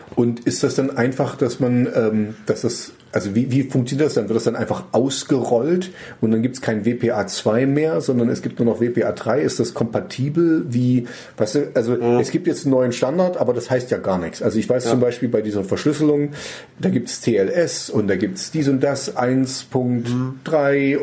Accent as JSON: {"language": "German", "country": "Germany", "said": "als Deutscher"}